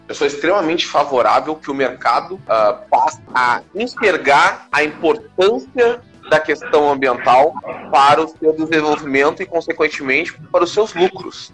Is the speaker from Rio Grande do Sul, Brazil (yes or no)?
yes; Porto Alegre, Rio Grande do Sul, Brazil; Sou de Porto Alegre